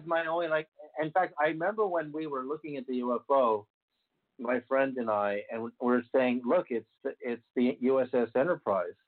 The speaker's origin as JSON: {"language": "English", "town": "Berkeley", "region": "California", "country": "United States", "tie": "born or raised there", "said": "when I grew up in Berkeley in 1968, I was 7 years old"}